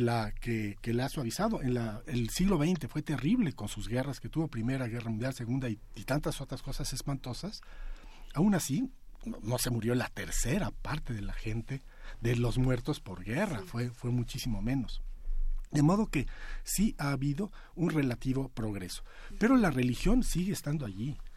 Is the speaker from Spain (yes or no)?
no; Mexico; nosotros como mexicanos somos particularmente